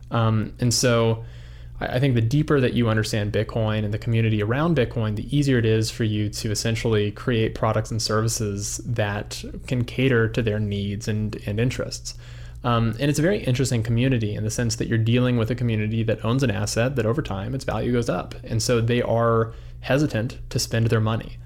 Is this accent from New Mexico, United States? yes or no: yes; Albuquerque, New Mexico, United States; moved away as an adult; also born or lived in Los Angeles; now in Idaho, United States; I grew up in Albuquerque, New Mexico